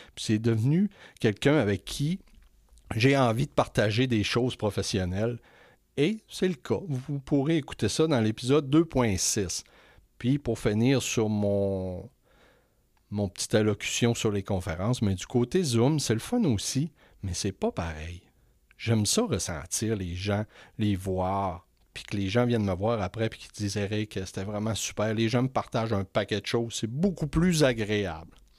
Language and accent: French; Quebec, Canada; je suis retourné au Saguenay-Lac-Saint-Jean dans ma région natale